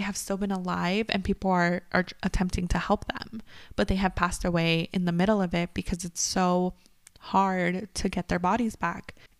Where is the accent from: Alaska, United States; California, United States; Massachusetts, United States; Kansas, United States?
California, United States; we grew up in California